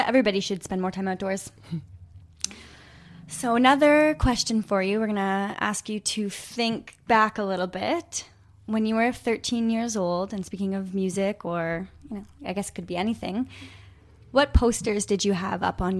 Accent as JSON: {"language": "English", "region": "Ontario", "country": "Canada", "said": "I'm from Northern Ontario, so I'm very much"}